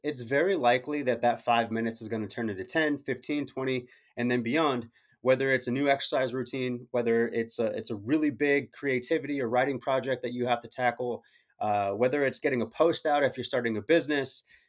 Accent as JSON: {"language": "English", "region": "Arizona", "country": "United States", "said": "I'm from Arizona"}